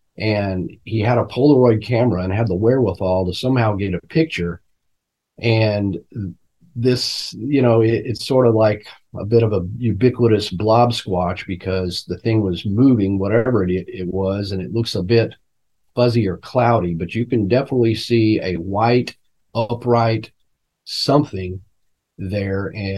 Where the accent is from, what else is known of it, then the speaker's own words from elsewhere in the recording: Fort Worth, Texas, United States; born there; and I was born in Fort Worth